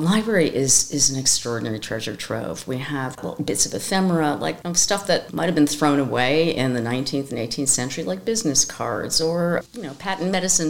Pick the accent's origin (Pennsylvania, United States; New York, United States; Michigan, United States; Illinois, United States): New York, United States; And well, we are New Yorkers, right? I'm a New Yorker as well.